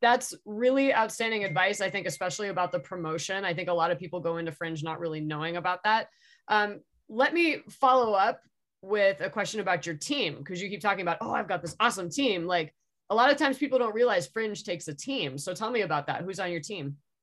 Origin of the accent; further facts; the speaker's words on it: San Diego, California, United States; I'm from San Diego myself